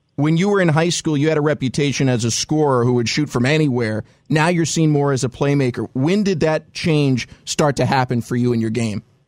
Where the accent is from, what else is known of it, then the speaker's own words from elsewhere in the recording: California, United States; I'm from California too